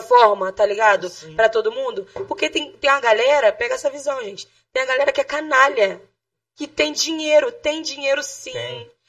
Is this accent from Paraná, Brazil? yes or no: no; Rio de Janeiro, Brazil; also born or lived in Jacarepaguá / Sepetiba / Baixada Fluminense / Lapa; eu não nasci na Baixada. Eu nasci em Jacarepaguá, fui para a Zona Oeste, com oito anos eu fui conhecer a Baixada. Depois me mudei para Sepetiba, e com 14 eu voltei para Baixada